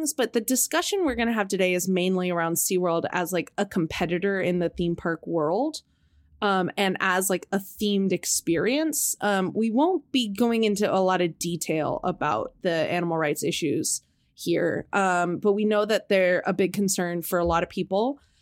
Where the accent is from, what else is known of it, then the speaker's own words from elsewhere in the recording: Anaheim, California, United States; San Diego is about a 2-hour drive from where we grew up near Anaheim